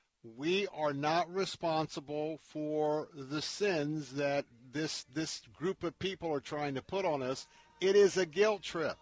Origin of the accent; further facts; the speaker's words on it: Tampa, Florida, United States; I grew up in Tampa, Florida. I went to schools that were integrated.